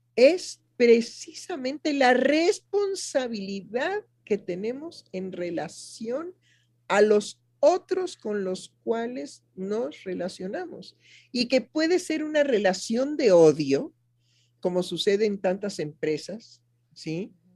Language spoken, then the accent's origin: Spanish; Mexico